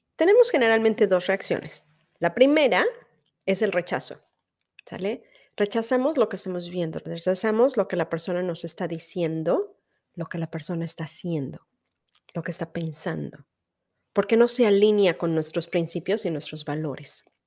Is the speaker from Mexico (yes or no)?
yes; Veracruz, Mexico; moved away; en Veracruz, que es de donde yo soy